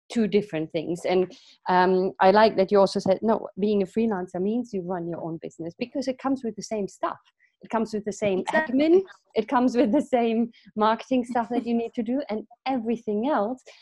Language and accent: English; Vietnam; now in England, United Kingdom; i'm originally from vietnam